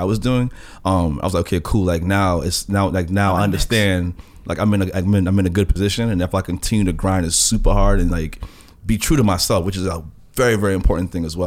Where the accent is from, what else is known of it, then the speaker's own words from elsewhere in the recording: New York City, New York, United States; growing up in Queens